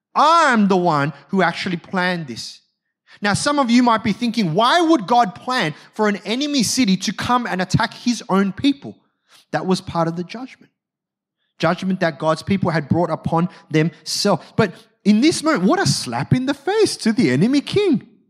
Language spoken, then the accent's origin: English; Australia